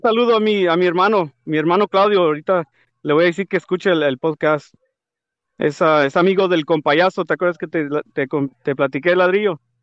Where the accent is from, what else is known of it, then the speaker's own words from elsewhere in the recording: Tijuana, Baja California, Mexico; de Tijuana, de donde yo soy